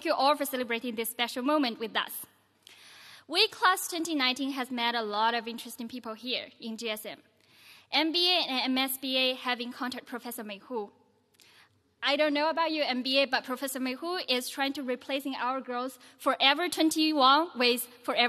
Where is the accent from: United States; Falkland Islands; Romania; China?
China; Yunnan; moved away; I'm from Yunnan province of China.